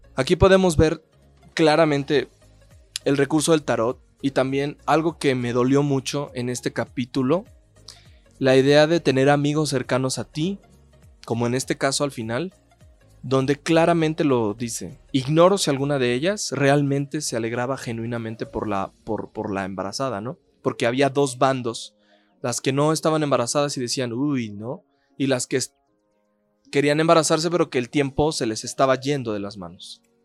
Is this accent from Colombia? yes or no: no; Mexico; cómo somos los mexicanos